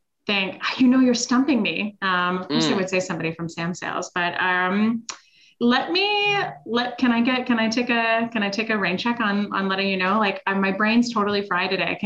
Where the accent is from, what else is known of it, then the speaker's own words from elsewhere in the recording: Switzerland; moved away; I'm originally from Switzerland.